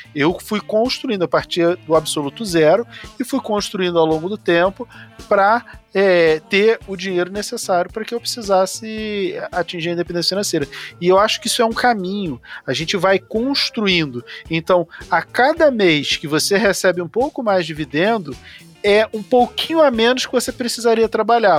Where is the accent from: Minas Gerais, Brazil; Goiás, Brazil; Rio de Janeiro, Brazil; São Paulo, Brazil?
Rio de Janeiro, Brazil; eu nasci numa comunidade carente no Rio de Janeiro, eu sou lá do bairro do Rio Comprido, no Rio de Janeiro